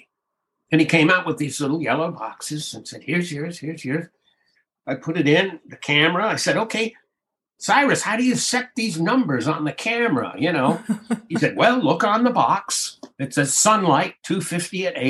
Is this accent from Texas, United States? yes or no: no; Hawaii, United States; moved away as an adult; We came from Hawaii